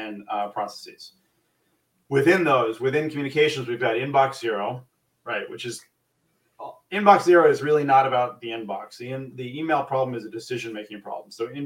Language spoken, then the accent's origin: English; New York, United States; moved away as an adult; now in New Jersey, United States; I am born and raised in New York. I've been in New Jersey for a year now